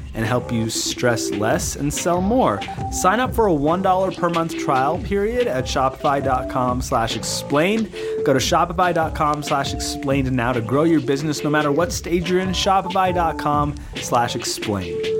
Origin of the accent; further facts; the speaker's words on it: Canada; I grew up in Canada